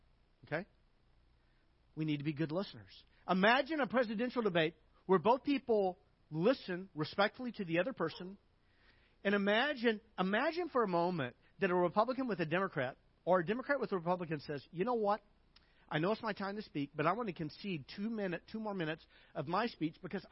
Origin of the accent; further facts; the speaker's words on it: Arkansas, United States; I grew up in Arkansas